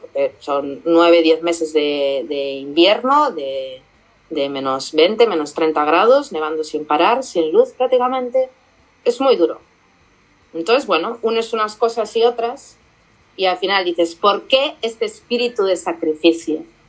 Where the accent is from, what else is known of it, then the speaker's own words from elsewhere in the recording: Spain; como española